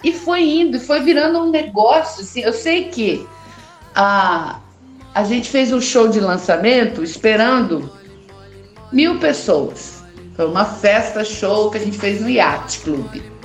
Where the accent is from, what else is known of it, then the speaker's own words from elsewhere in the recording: Londrina, Paraná, Brazil; Nasci em 1968 em Londrina, no Paraná.